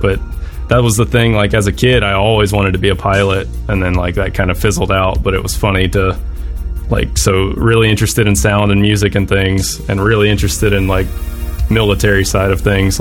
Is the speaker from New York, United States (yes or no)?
no; Pensacola, Florida, United States; I grew up in a town called Pensacola, Florida